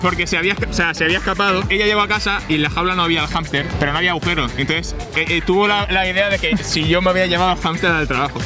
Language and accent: Spanish; Santa Coloma de Gramenet, Catalonia, Spain; Soy de Santa Coloma, no soy de Barcelona